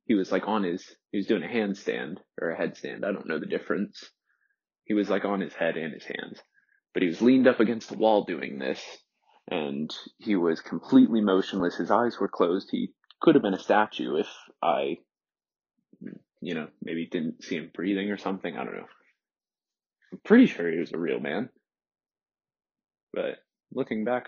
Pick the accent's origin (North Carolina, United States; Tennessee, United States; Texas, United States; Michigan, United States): Texas, United States; Cypress; moved away as an adult; also born or lived in Lafayette, Louisiana / Crowley, Louisiana; It's a suburb called Cypress, into a, very affluent, upper middle class, well-to-do white suburb. And that was where I lived from when I was two up until I moved away to college.